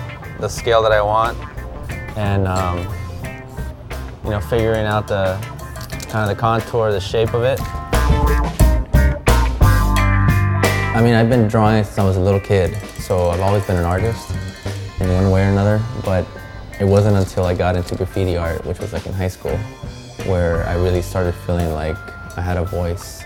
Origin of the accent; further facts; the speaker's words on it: Los Angeles, California, United States; here, born and raised in Los Angeles.